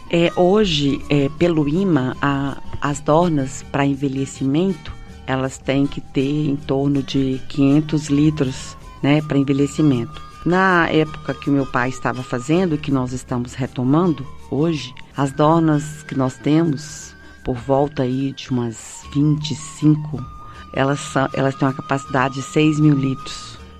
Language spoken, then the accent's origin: Portuguese; Salinas, Minas Gerais, Brazil; Eu sou de Salinas, filha do seu Tonico